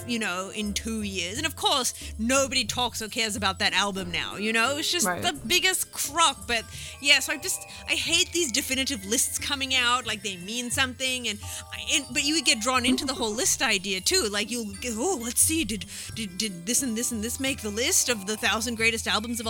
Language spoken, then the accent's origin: English; Australia